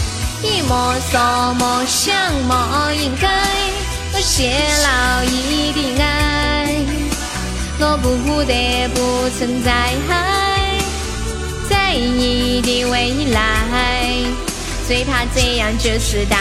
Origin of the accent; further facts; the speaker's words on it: Sichuan, China; accent: Sichuan-accented Mandarin (川普); 听了我的川普